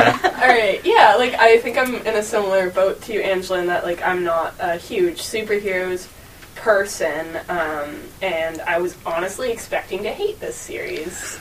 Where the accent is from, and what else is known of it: Toronto, Ontario, Canada; born or raised there; moved away as an adult